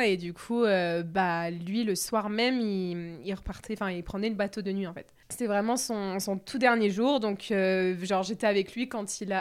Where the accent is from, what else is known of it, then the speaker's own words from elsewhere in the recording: Bordeaux, Nouvelle-Aquitaine, France; je suis de Bordeaux